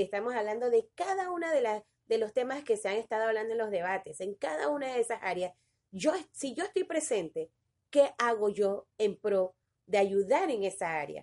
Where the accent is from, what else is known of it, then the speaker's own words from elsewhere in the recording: Panama; nosotros ahora como panameños, como ciudadanos de este país